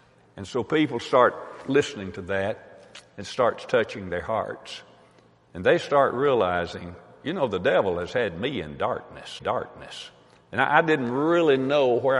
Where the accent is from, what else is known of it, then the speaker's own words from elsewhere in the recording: Tennessee, United States; I'm from Tennessee